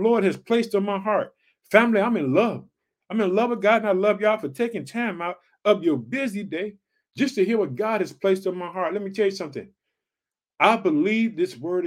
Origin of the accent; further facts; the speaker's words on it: Illinois, United States; also born or lived in Chicago; In the state of Illinois, which is my home state, thank you, Illinois. I live in the city of Chicago